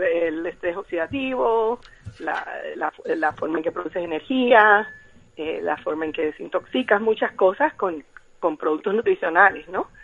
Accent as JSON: {"language": "Spanish", "country": "Cuba", "said": "soy cubana como dijiste"}